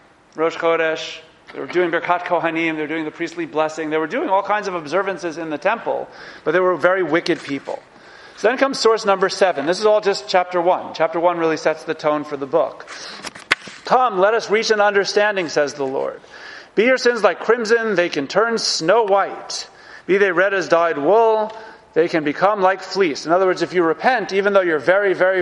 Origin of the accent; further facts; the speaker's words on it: New York, United States; as a New Yorker